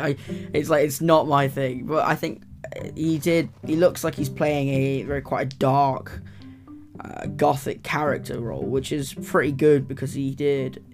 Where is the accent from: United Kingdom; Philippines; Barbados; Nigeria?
United Kingdom; England; I'm English, because we've got quite a accent that's very renowned